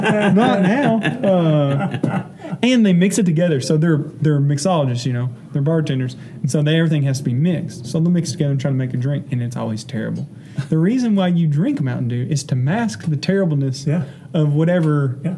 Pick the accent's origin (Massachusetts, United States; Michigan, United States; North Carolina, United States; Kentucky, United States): Kentucky, United States; Tyrone; But do not say I'm from Lawrenceburg. You know, I'm from Tyrone.